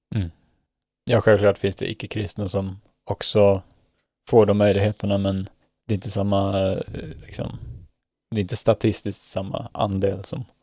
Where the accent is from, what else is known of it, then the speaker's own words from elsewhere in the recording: Sweden; moved away as an adult; now in Norway; vårt existerande nätverk hemma i Sverige